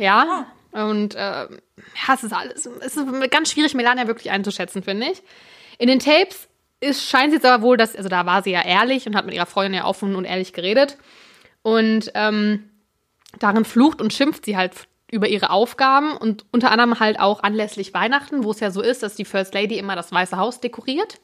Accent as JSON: {"language": "German", "country": "Germany", "said": "als Deutscher"}